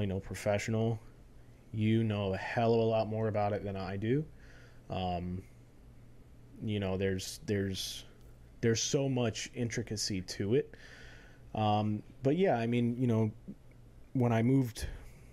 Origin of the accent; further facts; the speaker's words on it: Florida, United States; moved away; also born or lived in North Carolina; born and raised in Florida, just like you are. Lived in North Carolina for a little while, about 10 years, and then came back